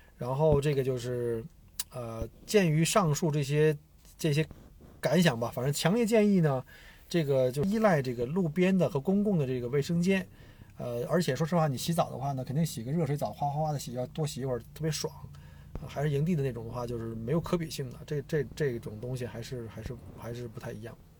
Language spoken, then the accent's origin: Chinese; China; now in Australia; 我们中国人